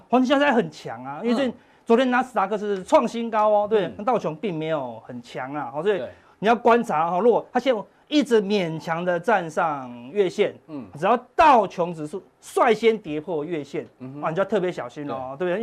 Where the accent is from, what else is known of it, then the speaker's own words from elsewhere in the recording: Taiwan; 我们台湾人